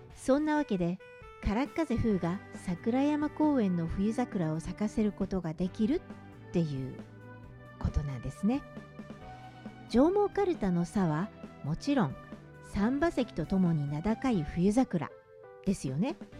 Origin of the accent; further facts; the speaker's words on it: Fujioka, Gunma, Japan; 私が藤岡で育った